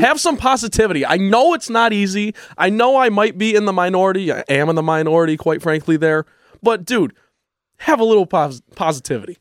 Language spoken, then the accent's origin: English; Grand Rapids, Michigan, United States; Growing up in Grand Rapids